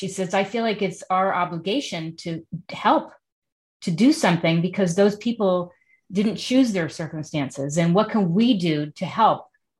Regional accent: New York City, New York, United States; moved away; I grew up in Manhattan.

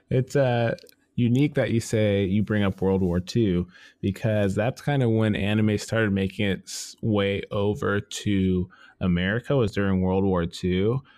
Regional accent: United States; being an American

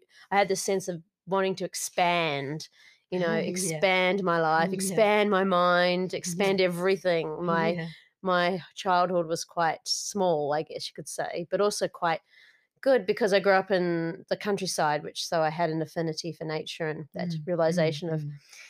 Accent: northern Tasmania, Australia; moved away; I was growing up living on a farm in northern Tasmania

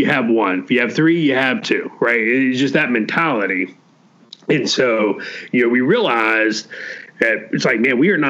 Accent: the panhandle of Florida, United States; Growing up in Florida, obviously, hurricane season was always generally a significant emotional event for us. You know, it was just, you were going to get a hurricane, in the panhandle of Florida

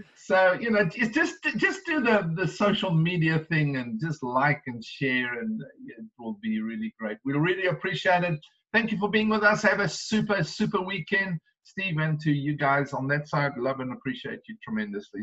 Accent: South Africa; now in United States; being South African

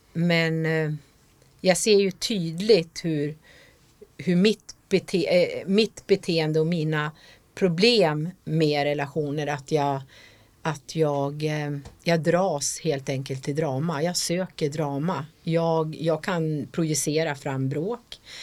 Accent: Jämtland, Sweden; jag kommer ju från Jämtland

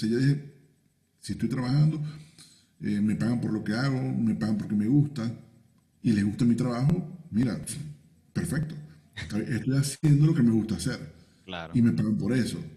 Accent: Venezuela; now in Peru; yo lo veo como venezolano

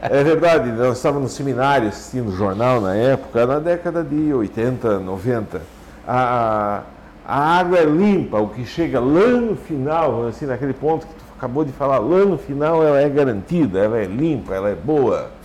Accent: Santa Catarina, Brazil; Lá no São Miguel, onde eu nasci

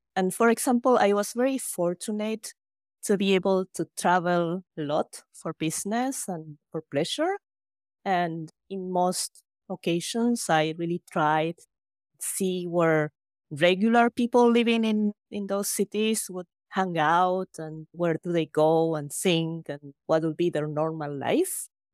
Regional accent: Argentina; moved away as an adult; also born or lived in Buenos Aires, Argentina / Japan; now in Toronto, Canada; I was born and raised in Argentina by Japanese parents

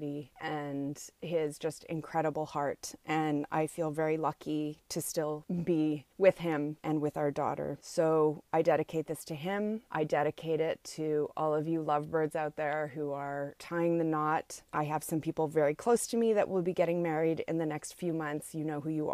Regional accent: Montreal, Quebec, Canada; from my hometown of Montreal

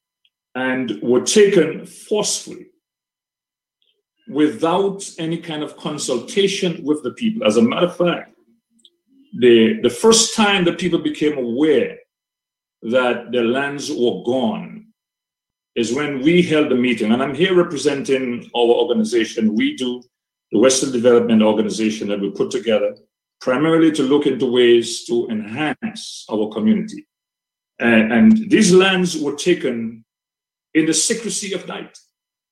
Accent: Wesley, Dominica; moved away as an adult; also born or lived in United States; I was born and bred in Wesley, a proud son of the son of Wesley. And went to school in Wesley

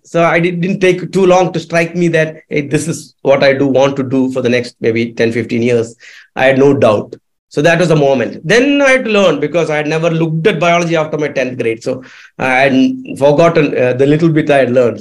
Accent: Kerala, India; Kerala, my home state

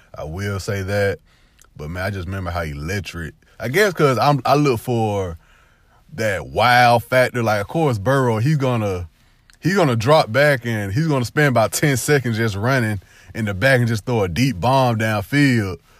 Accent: the South, United States; also born or lived in Alabama / Georgia; I only grew up in Alabama and Georgia for twenty-six years of my life.

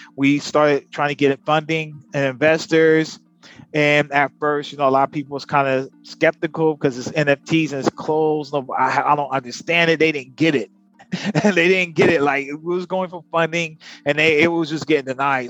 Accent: United States; now in Philippines; We actually are American. He's Filipino American. I'm African American. And we here in the Philippines

